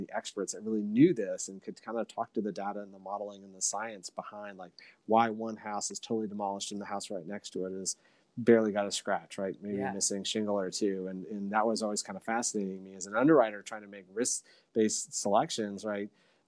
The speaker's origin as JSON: {"language": "English", "region": "Michigan", "country": "United States", "tie": "born or raised there", "moved": "as an adult", "lives_now": "San Antonio, United States", "said": "Originally born and raised in Michigan, where I'm talking to you from today"}